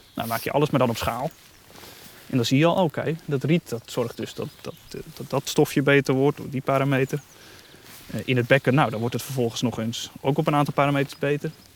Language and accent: Dutch; Netherlands; wij als Nederlanders